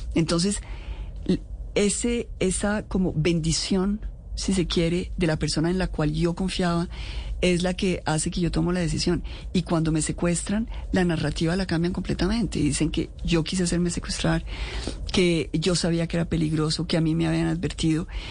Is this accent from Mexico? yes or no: no; Colombia; como colombiana